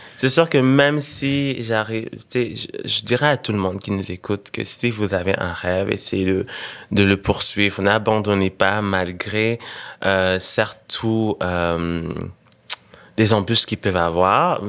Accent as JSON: {"language": "French", "country": "Senegal", "tie": "born or raised there", "also_born_or_lived": "Burundi", "moved": "yes", "lives_now": "Montreal, Canada", "said": "repartir là où j'ai grandi"}